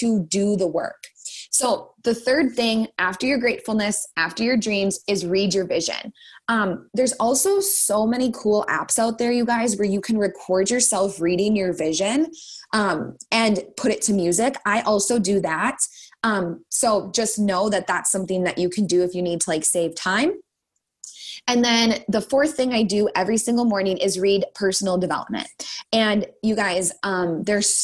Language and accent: English; Minnesota, United States; I'm a Minnesotan